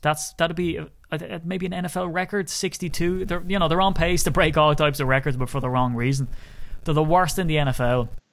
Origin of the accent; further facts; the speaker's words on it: Ireland; I'm an Irishman